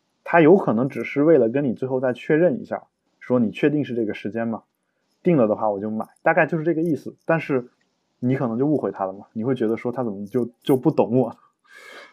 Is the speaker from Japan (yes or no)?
no; China